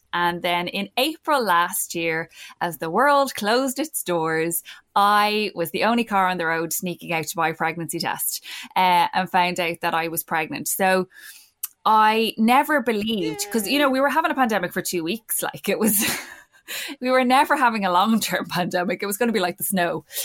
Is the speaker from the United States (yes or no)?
no; Ireland; as Irish people